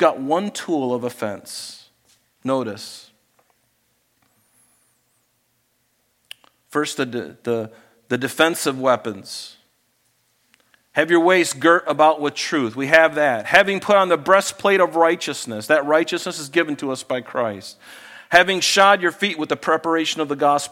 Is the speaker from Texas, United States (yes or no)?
no; Florida, United States; I grew up in Florida.